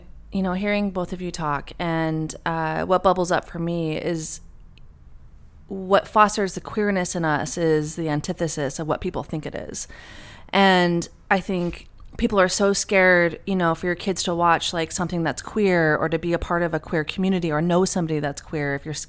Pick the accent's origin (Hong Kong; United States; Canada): United States; Montana; It was working in record stores, and it was I grew up in Montana, and although my parents are both like super liberal and like artists